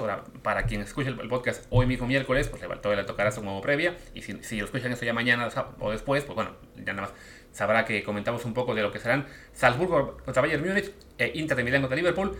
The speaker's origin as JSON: {"language": "Spanish", "country": "Mexico"}